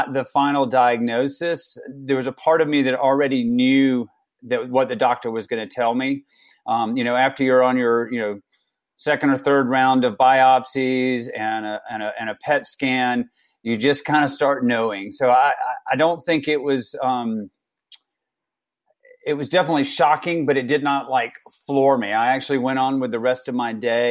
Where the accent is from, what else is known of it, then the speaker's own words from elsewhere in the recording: South Georgia, United States; now in Colorado, United States; I grew up in South Georgia